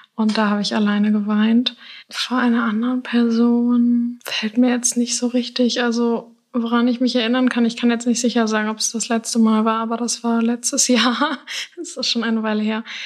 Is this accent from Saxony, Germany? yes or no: no; Hamburg, Germany; now in Lüneburg, Germany; bin 23 und ich komme aus Hamburg, aber wohne zurzeit in Lüneburg